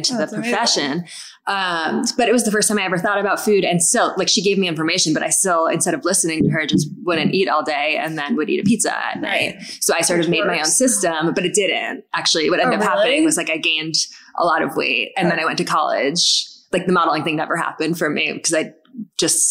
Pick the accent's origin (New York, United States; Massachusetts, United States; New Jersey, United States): New York, United States; Westchester; I'm from Westchester, right outside of New York City